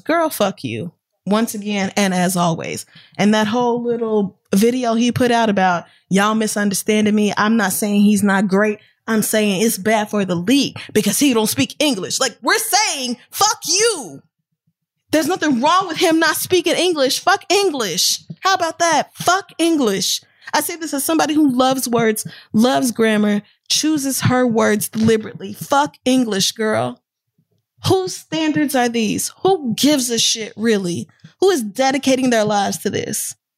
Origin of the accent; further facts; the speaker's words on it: United States; I'm American, born and raised